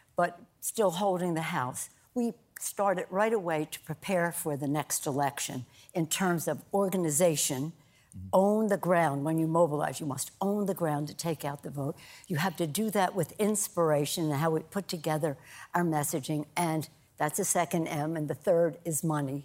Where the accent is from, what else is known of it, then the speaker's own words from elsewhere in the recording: Maryland, United States; now in California, United States; I'm from Maryland originally. I've been in California a long time